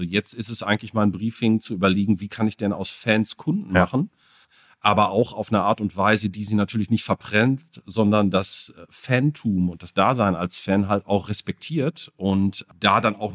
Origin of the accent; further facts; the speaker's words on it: North Rhine-Westphalia, Germany; weil ich komme aus der Ecke, man hört der Sprachfärbung vielleicht noch mal ein bisschen an.